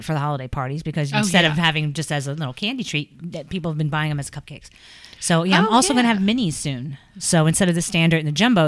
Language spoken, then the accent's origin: English; New York, United States; now in Kentucky, United States; I'm from New York originally